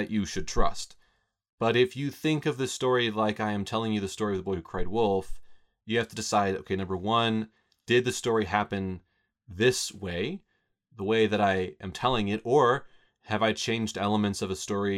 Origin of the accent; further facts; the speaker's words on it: Roswell, New Mexico, United States; Scott and I grew up here in Roswell